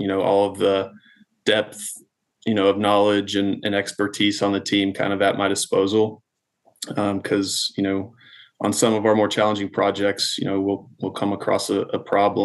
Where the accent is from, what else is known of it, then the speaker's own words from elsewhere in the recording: Dallas-Fort Worth area, Texas, United States; I'm from the Dallas-Fort Worth area